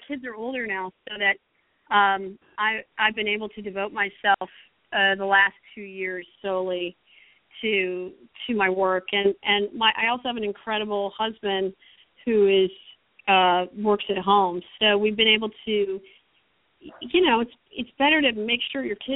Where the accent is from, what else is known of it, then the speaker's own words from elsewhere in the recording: Berkeley, California, United States; I grew up in Berkeley where people looked at each other and talked to each other